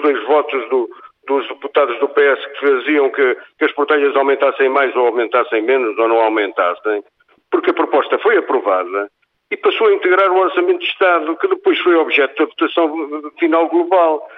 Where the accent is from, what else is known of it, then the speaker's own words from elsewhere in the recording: Guarda, Portugal; no território distrital onde nasci, onde vivo e onde quero morrer